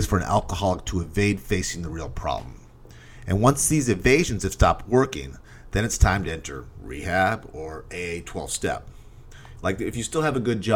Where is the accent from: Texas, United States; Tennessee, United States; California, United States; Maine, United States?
Maine, United States; I grew up in Maine